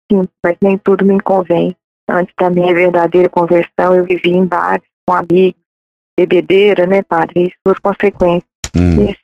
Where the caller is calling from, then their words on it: Contagem, Minas Gerais, Brazil; sou de Contagem, Gerais